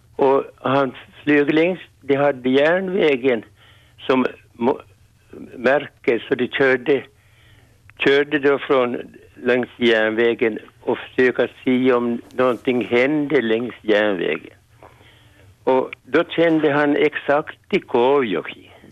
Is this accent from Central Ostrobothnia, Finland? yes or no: yes; Swedish Ostrobothnia, a small village outside Kokkola, Central Ostrobothnia, Finland; vi kommer från Svenska Österbotten